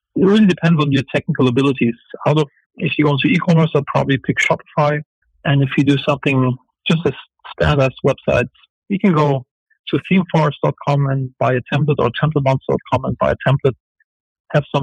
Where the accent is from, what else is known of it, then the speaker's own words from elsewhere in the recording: Germany; moved away as an adult; also born or lived in Los Angeles, United States / Turkey; I'm an entrepreneur from Germany originally